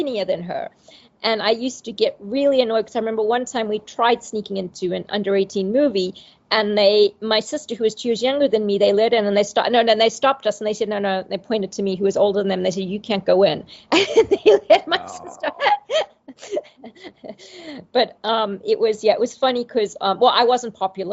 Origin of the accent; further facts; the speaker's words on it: Zimbabwe; I grew up in Zimbabwe where movies were very limited